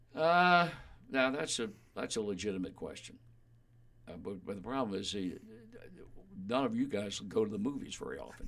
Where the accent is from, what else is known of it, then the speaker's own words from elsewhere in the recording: Virginia, United States; moved away; a kid growing up in Virginia, living 10 miles from yeah. the ocean